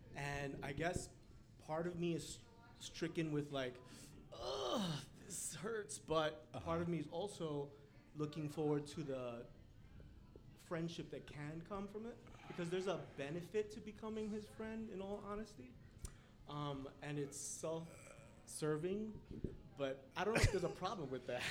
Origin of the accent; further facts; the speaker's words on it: New York City, New York, United States; I'm from New York City